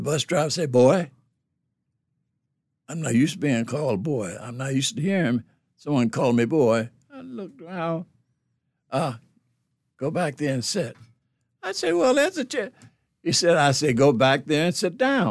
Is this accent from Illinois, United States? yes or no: no; Philadelphia, Pennsylvania, United States; moved away as an adult; my home state, Pennsylvania, Philadelphia, Pennsylvania